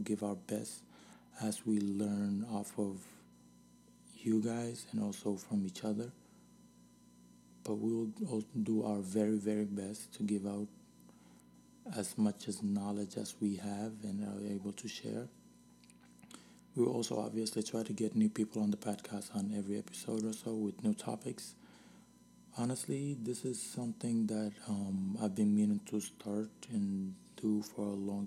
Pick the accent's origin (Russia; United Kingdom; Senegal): Senegal; now in United States; I was born here and raised in Senegal